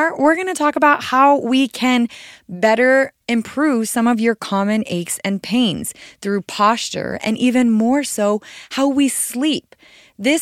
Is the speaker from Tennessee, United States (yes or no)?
no; Arizona, United States; I am from Arizona and it is always really hot here pretty much.